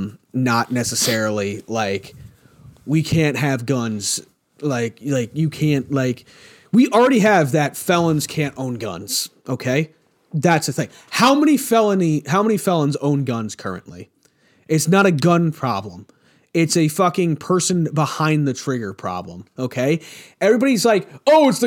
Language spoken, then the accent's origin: English; United States